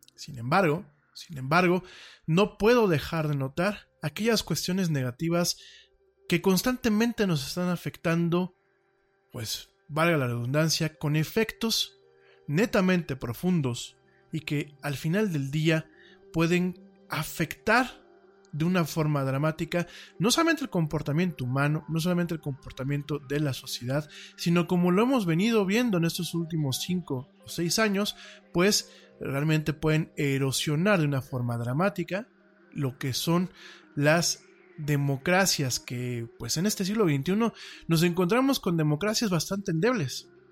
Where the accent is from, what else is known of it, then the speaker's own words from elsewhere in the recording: Mexico; como decimos aquí en mi país